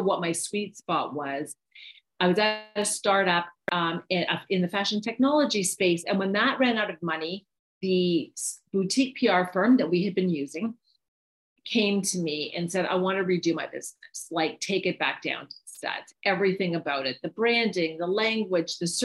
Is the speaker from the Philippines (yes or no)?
no; Canada; moved away as an adult; now in United States; I'm from Canada